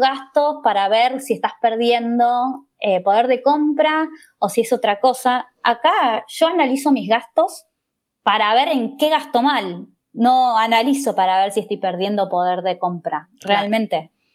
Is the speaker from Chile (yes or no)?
no; Argentina; moved away as an adult; now in Spain; yo que vengo de Argentina